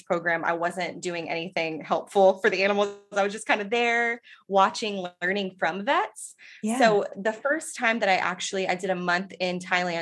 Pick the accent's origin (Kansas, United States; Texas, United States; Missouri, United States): Texas, United States; I'm from Texas, so I do know a bit of Spanish